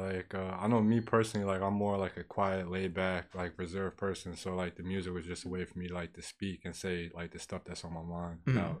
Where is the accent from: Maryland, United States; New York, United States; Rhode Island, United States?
New York, United States; Peekskill; I feel like I played a big part. It's like especially like Peekskill in general, like it's just being like not the city.